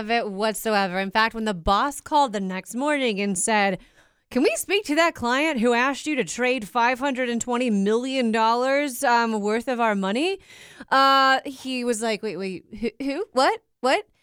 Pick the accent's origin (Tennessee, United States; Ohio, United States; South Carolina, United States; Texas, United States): Ohio, United States; Cincinnati; I'm from Cincinnati